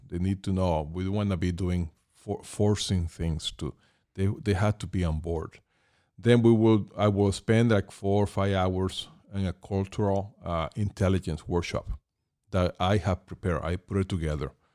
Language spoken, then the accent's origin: English; Caracas, Capital District, Venezuela; moved away as an adult; now in Thousand Oaks, United States; I was born in Caracas, Venezuela, and, um, I came to the U S in nineteen ninety-one as an adult